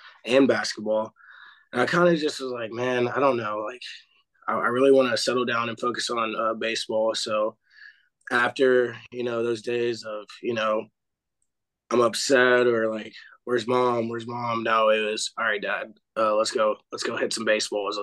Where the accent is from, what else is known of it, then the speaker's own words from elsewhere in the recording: Clarksville, Tennessee, United States; I'm from Clarksville, Tennessee, born and raised